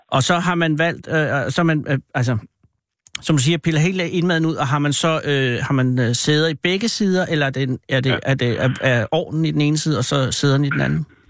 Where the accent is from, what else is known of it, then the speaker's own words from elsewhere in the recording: Virum, Capital Region of Denmark, Denmark; jeg var ude fra Vium, og så kunne man gå på Vium Gymnasium